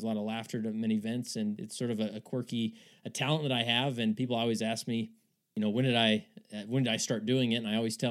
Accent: West Valley City, Utah, United States; I am born and raised in West Valley City, Utah

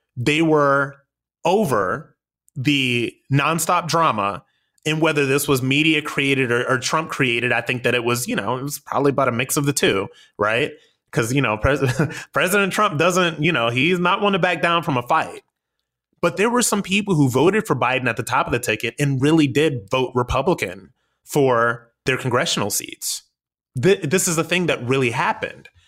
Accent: United States; we as the American people

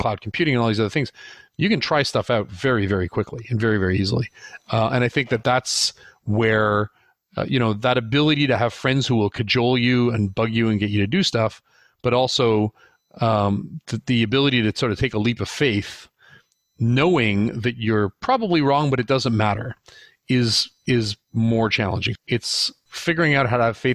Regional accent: Canada; also born or lived in United States; I'm Canadian

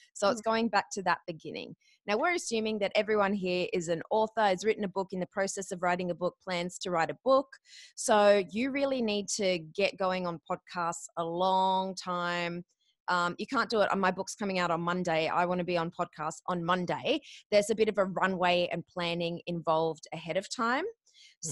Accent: Australia; I'm a koala, not a kiwi

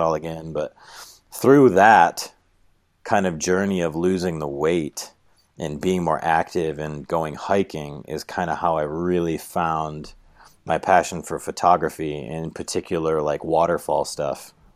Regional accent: New York, United States; moved away as an adult; now in Moab, United States; I'm from New York

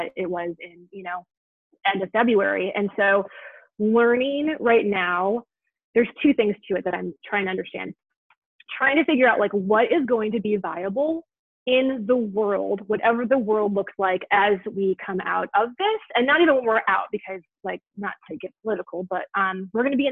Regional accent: Milwaukee, Wisconsin, United States; I'm from Milwaukee, Wisconsin

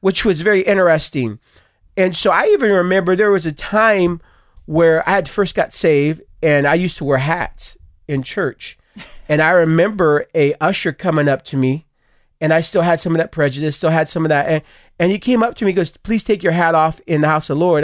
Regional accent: Stockton, California, United States; I grew up in Stockton, Stockton, California, both of us

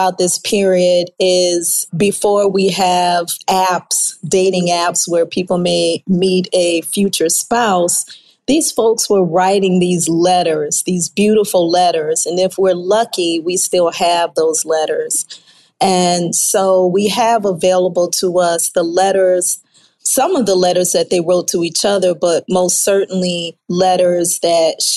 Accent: New Orleans, Louisiana, United States; now in Houston, United States; I am from the New Orleans area

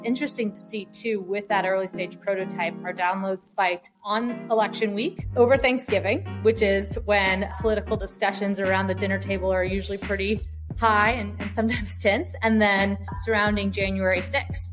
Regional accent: New Orleans, Louisiana, United States; moved away; also born or lived in New York / San Francisco; I'm from New Orleans originally, lived in New York

